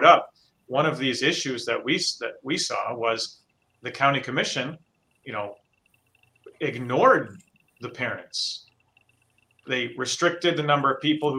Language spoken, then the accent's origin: English; Hudsonville, Michigan, United States; grew up in Hudsonville.